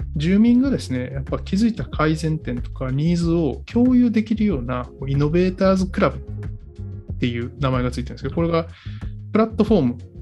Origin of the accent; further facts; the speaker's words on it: Kyoto, Japan; moved away; 僕京都出身なんで、まあ、やっぱ京都に住んでて